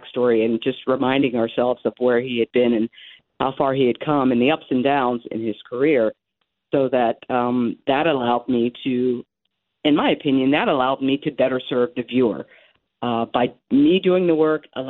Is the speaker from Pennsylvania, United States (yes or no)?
yes; Philadelphia, Pennsylvania, United States; I'm from Philadelphia